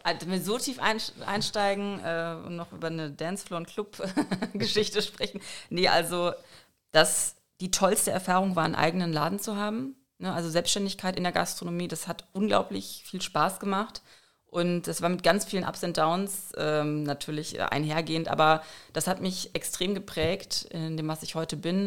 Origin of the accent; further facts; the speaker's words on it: North Rhine-Westphalia, Germany; moved away as an adult; now in Frankfurt, Germany; ich komme eigentlich aus NRW